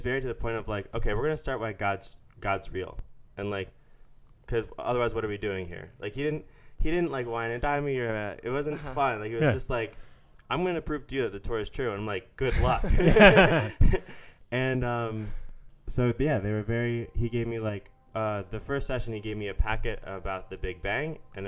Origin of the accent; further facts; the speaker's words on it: Philadelphia, Pennsylvania, United States; moved away as an adult; also born or lived in Pittsburgh, Pennsylvania; now in Israel; I grew up outside of Philly